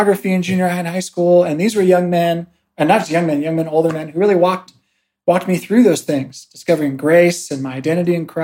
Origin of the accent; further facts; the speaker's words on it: California, United States; also born or lived in San Antonio, Texas; now in Ostrava, Czech Republic; originally from California, but I call San Antonio, Texas home